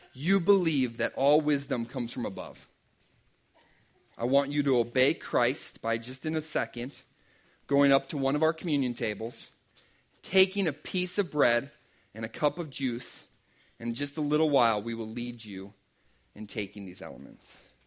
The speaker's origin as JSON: {"language": "English", "region": "Pennsylvania", "country": "United States", "said": "I'm from Pennsylvania"}